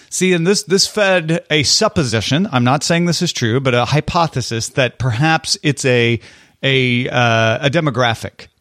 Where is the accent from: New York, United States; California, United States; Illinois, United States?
Illinois, United States; I'm from Illinois.